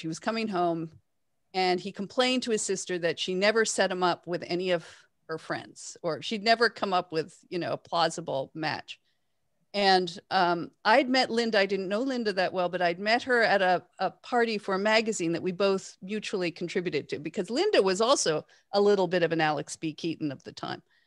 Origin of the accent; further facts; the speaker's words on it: Toronto, Ontario, Canada; I grew up in Toronto